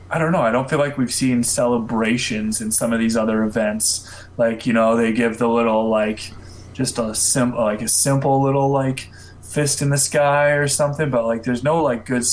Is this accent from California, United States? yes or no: yes; San Jose, California, United States; moved away; also born or lived in Colorado; I was born in San Jose, so I'm a West Coast kid at heart.